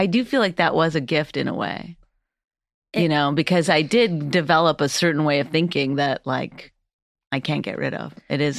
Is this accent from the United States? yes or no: no; Northern Canada, Canada; I grew up in Northern Canada, and for a large part of my life, we didn't have running water. We lived off the land.